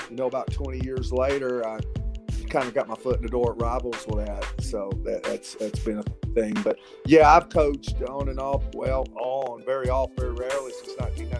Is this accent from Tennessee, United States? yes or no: yes; Nashville, Tennessee, United States; I told him I was from the Nashville area.